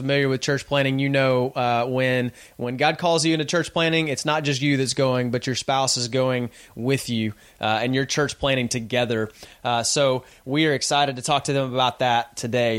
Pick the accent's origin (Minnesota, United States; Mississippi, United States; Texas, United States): Texas, United States; I'm from Texas and we don't really play soccer